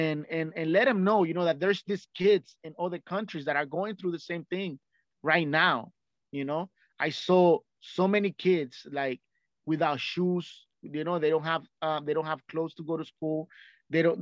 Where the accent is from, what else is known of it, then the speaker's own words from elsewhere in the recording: Nicaragua; English is a second language; moved away; I came from Central America, which is Nicaragua, right? It's a very poor country. So where I lived, it was very poor